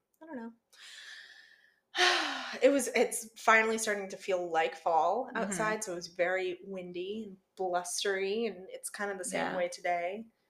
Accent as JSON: {"language": "English", "region": "Rhode Island", "country": "United States", "tie": "born or raised there", "said": "I am born and raised in Rhode Island"}